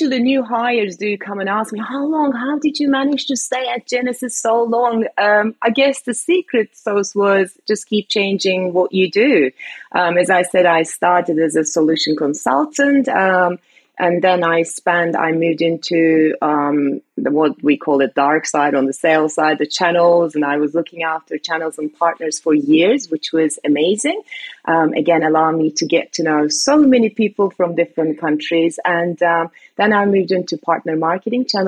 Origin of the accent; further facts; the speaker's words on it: Istanbul, Turkey; now in United Kingdom; I was born and raised in Istanbul, Turkey, but I've been living in the UK for long enough that I call UK home